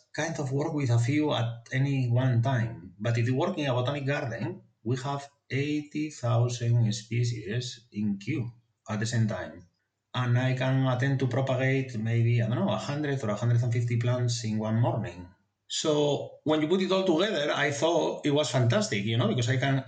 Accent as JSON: {"language": "English", "region": "Asturias", "country": "Spain", "tie": "born or raised there", "second_language": "English", "moved": "yes", "said": "I come from Asturias, which is in the north coast of Spain"}